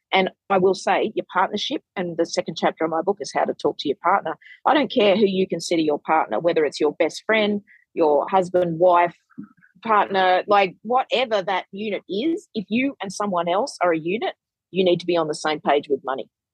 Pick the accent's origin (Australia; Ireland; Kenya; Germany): Australia; also born or lived in Sydney; I'm an Australian content creator, money educator, and author